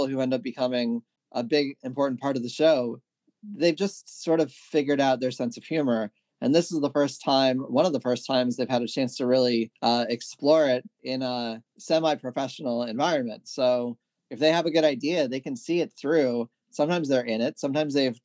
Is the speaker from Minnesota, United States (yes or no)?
no; Maryland, United States; I grew up in Maryland.